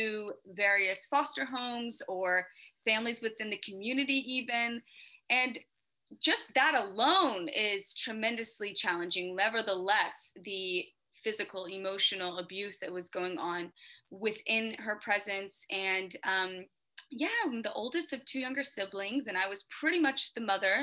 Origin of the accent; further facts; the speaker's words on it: Memphis, Tennessee, United States; I was born in Memphis, Tennessee. Cute little town, you know, Southern Belle all the way